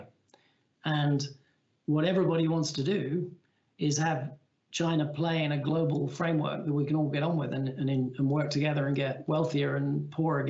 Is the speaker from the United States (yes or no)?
no; England, United Kingdom; as an Englishman